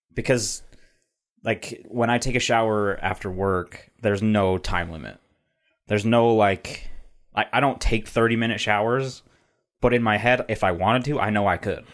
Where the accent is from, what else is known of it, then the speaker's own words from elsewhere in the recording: Utah, United States; I'm from Utah